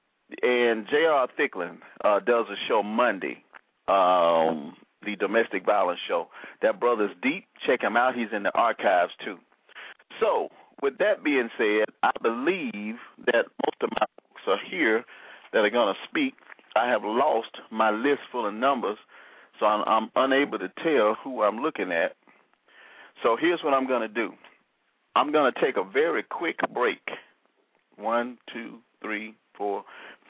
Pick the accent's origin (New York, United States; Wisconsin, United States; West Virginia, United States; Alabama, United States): Alabama, United States; I'm from Alabama